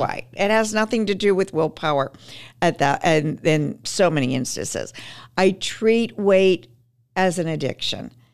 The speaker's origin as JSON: {"language": "English", "town": "Pittsburgh", "region": "Pennsylvania", "country": "United States", "also_born_or_lived": "Manhattan", "said": "I'm from Pittsburgh, my husband and I, and so I, we eventually moved back to Pittsburgh"}